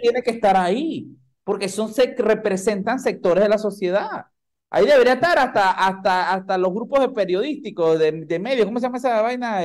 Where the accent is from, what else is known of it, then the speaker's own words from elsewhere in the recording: Panama; yo soy un panameño lo más estándar de este mundo